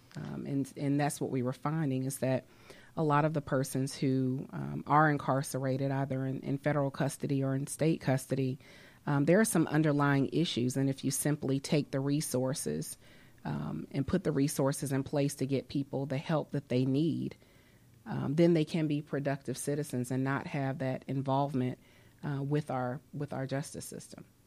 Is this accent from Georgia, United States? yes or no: yes; Atlanta, Georgia, United States; also born or lived in New York / New Orleans; I grew up here in Atlanta